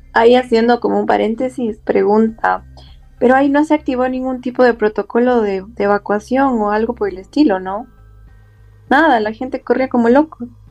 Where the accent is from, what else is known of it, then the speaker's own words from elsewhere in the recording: Ecuador; nuestros corazones como ecuatorianos